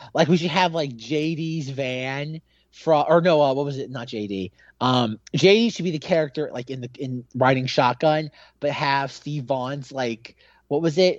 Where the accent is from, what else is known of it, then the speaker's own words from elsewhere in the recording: Australia; as an Aussie